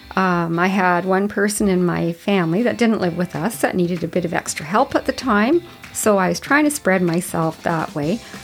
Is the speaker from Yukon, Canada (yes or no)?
yes; Whitehorse, Yukon, Canada; I grew up in Whitehorse, Yukon. I grew up in a neighborhood downtown